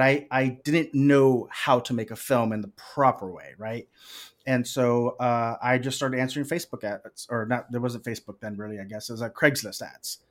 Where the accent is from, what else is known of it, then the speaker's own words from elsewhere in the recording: Corpus Christi, Texas, United States; they shot The Legend of Billie Jean in my hometown